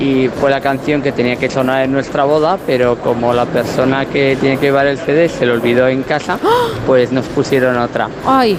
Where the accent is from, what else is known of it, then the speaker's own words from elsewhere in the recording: Murguía, Basque Country, Spain; mi pueblo, que es Murguía